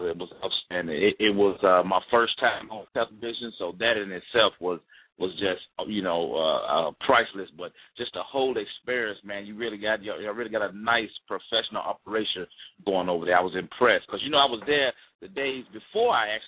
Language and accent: English; Mississippi, United States; I'm from Mississippi. And I'm from a small town in Mississippi.